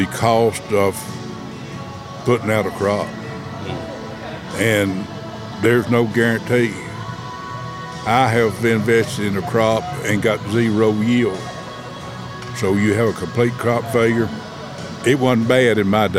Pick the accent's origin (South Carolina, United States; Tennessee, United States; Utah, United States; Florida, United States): Tennessee, United States; Coffee County; also born or lived in Memphis / Mississippi; I was born in Coffee County, raised in Coffee County